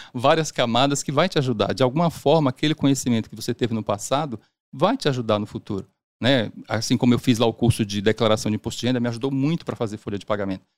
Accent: Salvador, Bahia, Brazil; also born or lived in Siriri, Sergipe; now in São Paulo, Brazil; Eu nasci em Siriri, Sergipe, na né, interior de Sergipe. E com seis meses e a, com a minha família inteira, nós mudamos para Salvador

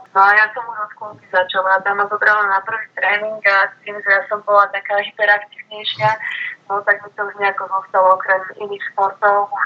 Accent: Bratislava, Bratislava Region, Slovakia; Ja som vyrastala po podstate v Bratislave a škatečke

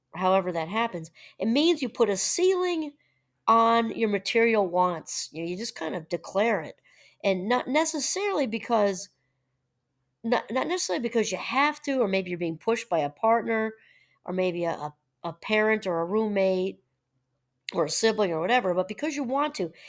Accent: New Paltz, New York, United States; moved away; I'm originally from New York, and that's, and New Paltz, about an hour out of Manhattan

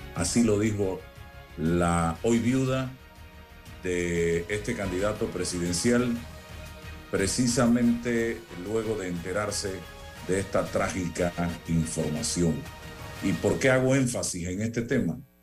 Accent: Panama; como panameño

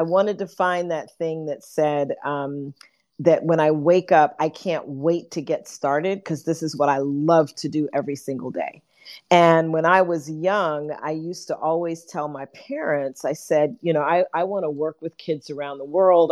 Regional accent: New York City, New York, United States; born and raised in New York City as a, as a kid during the civil rights movement

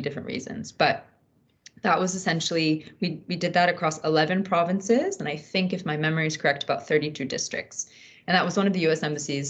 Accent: United States; moved away as an adult; also born or lived in Afghanistan / Pakistan; my positionality as an American

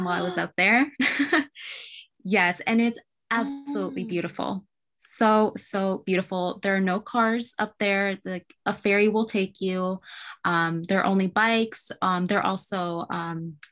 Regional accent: California, United States; moved away; I'm actually from California originally. So I would love to go back and kind of re-explore my city

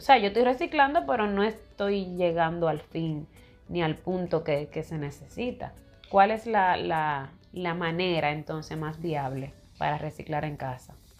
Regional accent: Dominican Republic; como dominicano y todo, yo amo mi país

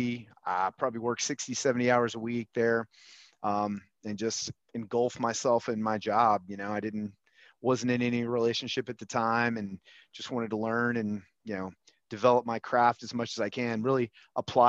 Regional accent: Huntsville, Alabama, United States; I grew up with you in Huntsville, Alabama

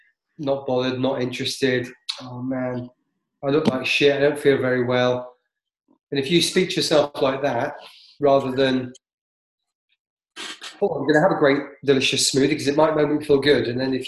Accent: Canada; I'm from Canada.

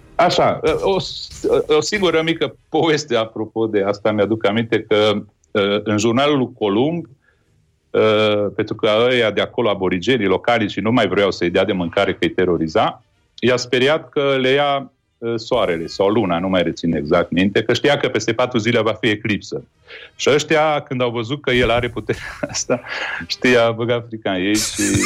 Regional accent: Târgu Mureș, Mureș County, Romania; now in Bucharest, Romania; eu trăiesc la București, dar sunt din Târgu Mureș

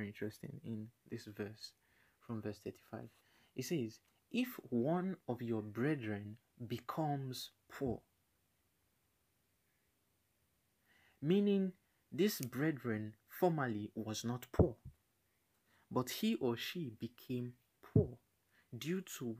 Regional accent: Nigeria; I'm African, I'm Nigerian

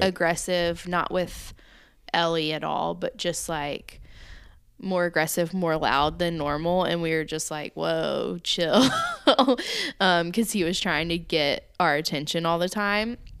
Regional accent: the South, United States; growing up in the South

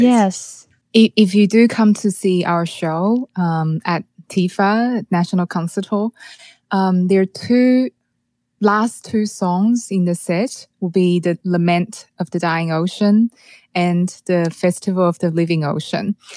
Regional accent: Taiwan; moved away; I'm from Taiwan

